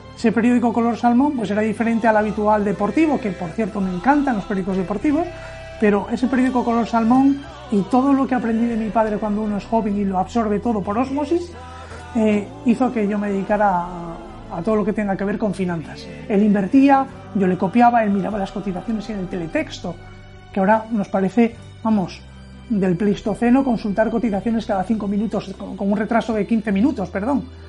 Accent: Oviedo, Asturias, Spain; moved away as an adult; also born or lived in Madrid; Y yo, siendo asturiano de Oviedo, estaba trabajando en Madrid.

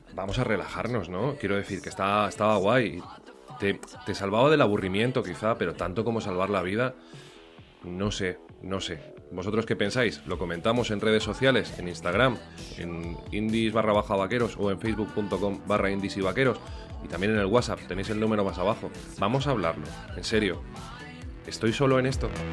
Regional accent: Valencian Community, Spain; voy a tirar más para mi tierra. Entonces nos vamos a ir a Valencia

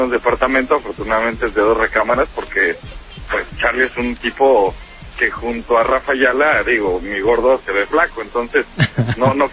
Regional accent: Mexico City, Mexico; yo me fui de la Ciudad de México y voy a regresar a vivir a Venecia

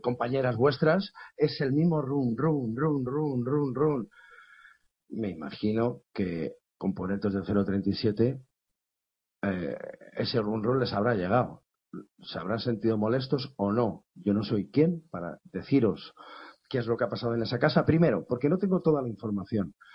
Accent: Spain; aquí en España a lo mejor no estamos muy acostumbrados a que un músico escandalice como yo

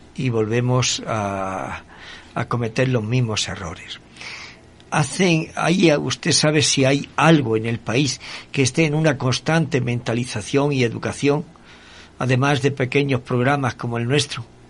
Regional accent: Spain; now in Ecuador; en mi tierra, en España

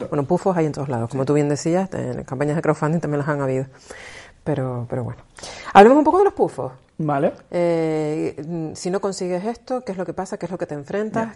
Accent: Canary Islands, Spain; los canarios, las personas que somos canarias, no, no decimos la Z sino la S

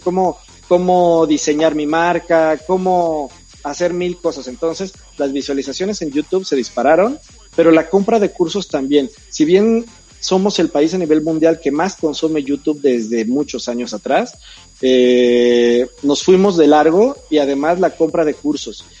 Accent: Mexico

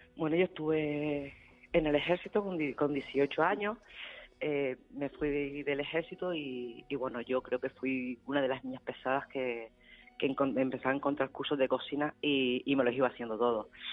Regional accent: La Aldea de San Nicolás, Canary Islands, Spain; moved away as an adult; volver a mi pueblo, de, de poder arrancar mi, mi ilusión en, eh, en el pueblo donde me he criado

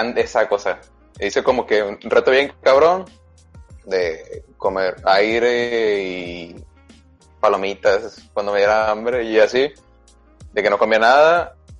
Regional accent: Sinaloa, Mexico; la UAS es la Universidad Autónoma de mi estado.

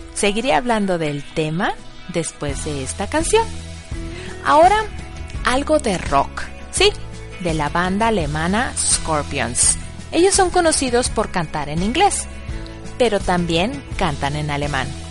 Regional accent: Monterrey, Nuevo León, Mexico; first language Spanish; moved away as an adult; now in Bad Neustadt, Germany; yo soy mexicana, de padres mexicanos. Nací en el meritito Monterrey y en casa siempre se habló español o castellano

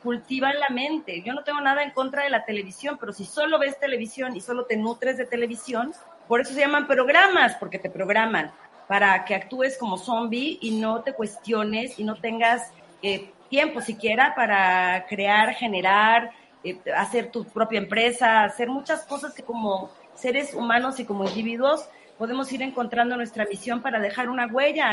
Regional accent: Mexico; como mexicanos

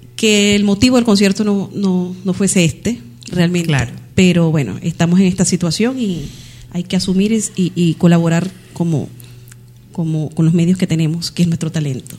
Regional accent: Venezuela; now in Valencia, Spain; Como venezolana

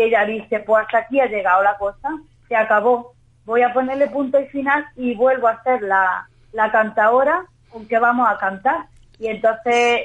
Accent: Andalusia, Spain; como andaluza, cantarle a mi tierra

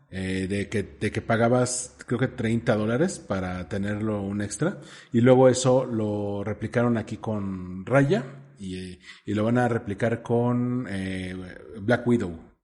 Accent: Mexico City, Mexico; tú y yo que somos chilangos este, acá sureños

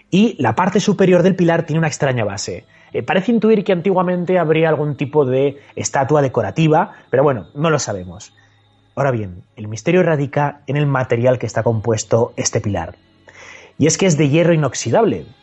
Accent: Zaragoza, Aragon, Spain; Bueno, a ver, hablando de pilares, ya sabes que yo soy de Zaragoza.

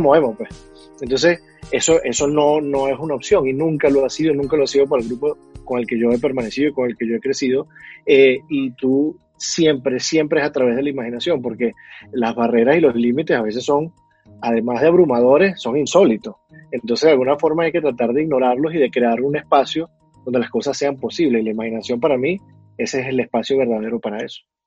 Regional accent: Venezuela; moved away as an adult; now in Bogotá, Colombia; yo que soy venezolano

